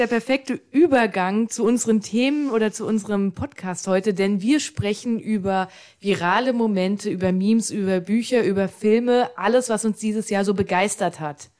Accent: Frankfurt, Hesse, Germany; in meinem Fall als gebürtische Frankfurterin

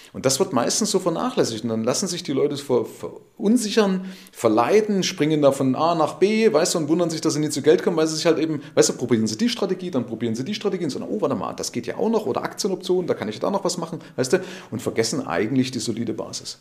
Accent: Germany

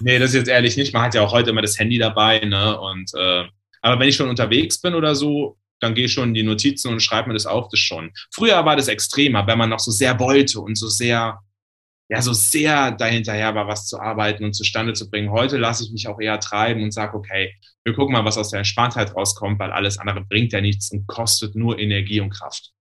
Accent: Germany; Da, also komme ich her, also sieben Kilometer weiter im Westerwald

